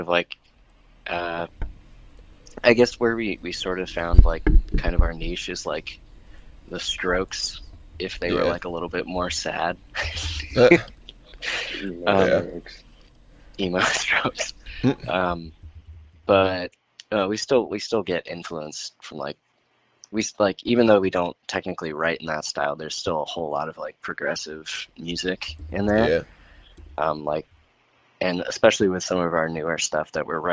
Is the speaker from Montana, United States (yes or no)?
no; PA, Pennsylvania, United States; moved away; I have some friends in my hometown in PA